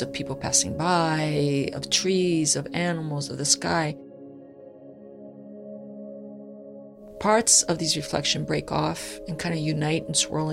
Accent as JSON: {"language": "English", "country": "Brazil", "tie": "born or raised there", "said": "I was born in Brazil."}